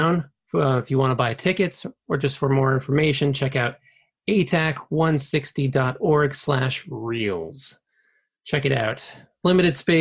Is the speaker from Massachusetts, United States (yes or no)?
yes; Fall River, Massachusetts, United States; I grew up in Fall River, so there's not much green grass.